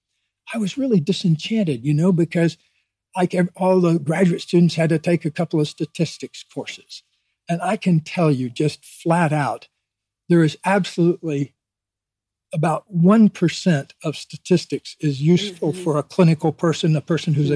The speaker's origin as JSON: {"language": "English", "region": "Deep South", "country": "United States", "tie": "born or raised there", "said": "I grew up in the Deep South in a town of 10,000 people"}